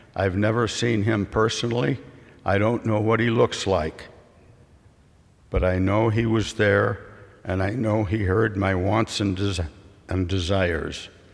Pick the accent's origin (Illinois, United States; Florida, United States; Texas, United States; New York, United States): Illinois, United States; Richmond; in the small farm community of Richmond, Illinois